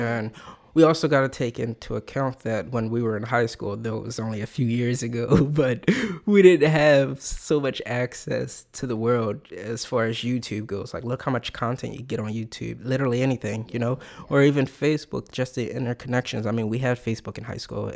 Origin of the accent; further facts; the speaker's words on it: Philadelphia, Pennsylvania, United States; also born or lived in Main Line suburbs, Pennsylvania; my whole family, we grew up in North Philadelphia, you know? And the suburban town I moved to as a kid, it was all the way on the main line